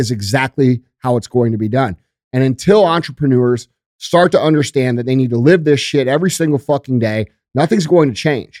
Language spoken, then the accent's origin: English; United States; I am the American fucking dream